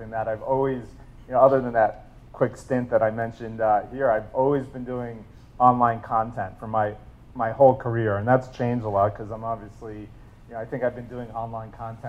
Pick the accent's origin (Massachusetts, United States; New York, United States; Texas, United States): New York, United States; also born or lived in New Jersey; So I grew up mainly in New York and New Jersey, moved around a little bit